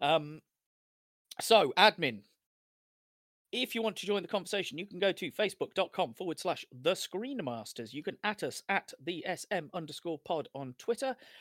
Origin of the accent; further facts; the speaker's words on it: United Kingdom; we're, we're British, white British